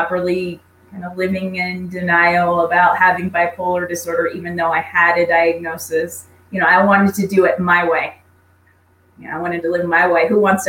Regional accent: Southern California, United States; moved away; also born or lived in Iowa; I grew up in Southern California. My dad got a job in Iowa. Said, pack up your bags. We're moving to Iowa.

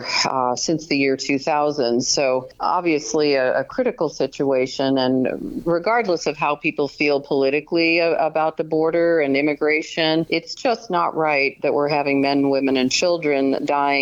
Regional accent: Colorado, United States; I grew up in Colorado

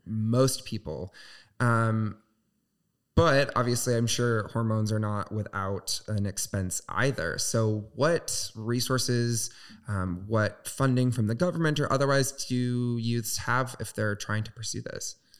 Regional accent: Southwest Michigan, United States; moved away; I'm from Southwest Michigan, uh, so very small town religious

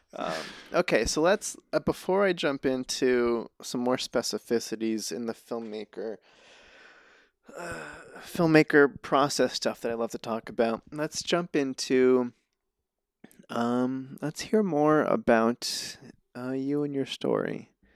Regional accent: Reno, Nevada, United States; now in Los Angeles, United States; I'm from Reno

